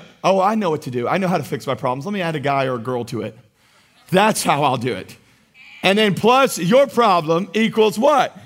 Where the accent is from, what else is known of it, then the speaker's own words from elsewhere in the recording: United States; as American Christians